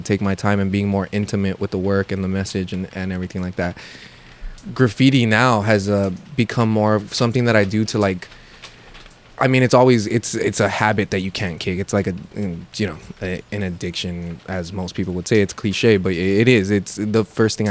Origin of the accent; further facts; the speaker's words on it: Los Angeles, California, United States; where I grew up in Lincoln Heights